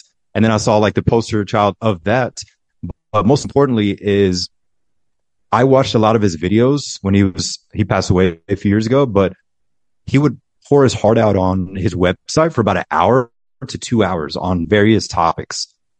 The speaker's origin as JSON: {"language": "English", "town": "Fort Stewart", "region": "Georgia", "country": "United States", "tie": "born there", "also_born_or_lived": "Germany", "said": "No, I was born in Fort Stewart, Georgia. There's an army base in Georgia. I want to say it's 45 minutes from Savannah. So I was born there. And then we moved to Germany, to a lot of the bases in Germany, because my mother's German and my dad was army as well."}